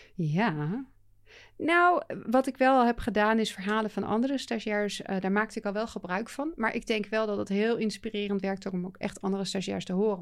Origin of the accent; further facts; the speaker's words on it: Netherlands; we wel als Nederlanders